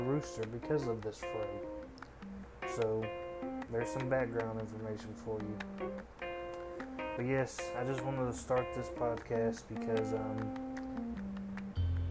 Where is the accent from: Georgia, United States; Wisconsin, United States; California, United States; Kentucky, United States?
Kentucky, United States; Owensboro; I'm from Owensboro, Kentucky.